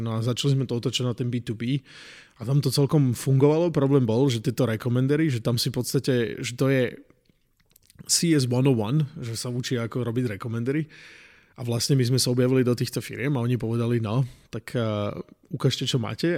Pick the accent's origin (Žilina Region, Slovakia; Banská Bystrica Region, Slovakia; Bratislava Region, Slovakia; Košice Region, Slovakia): Žilina Region, Slovakia; a small village near Martin; moved away as an adult; now in United States; ja som z malej dediny pri Martine.